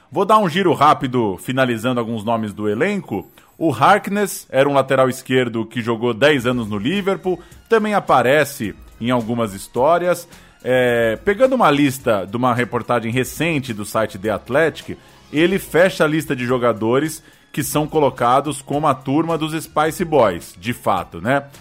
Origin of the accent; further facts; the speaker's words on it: Brazil; lá na Rua Israel Pinheiro 88, onde eu cresci